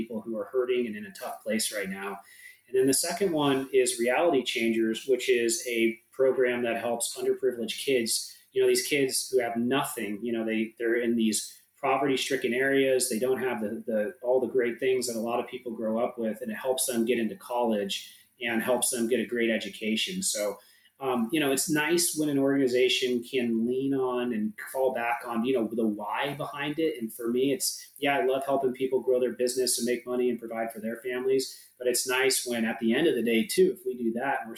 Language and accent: English; San Diego, California, United States; I'm from San Diego. I care just a ton about this city, being a local